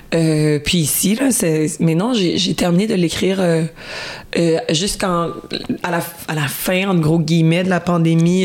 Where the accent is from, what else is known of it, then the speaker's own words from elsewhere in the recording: Quebec, Canada; chez moi au Québec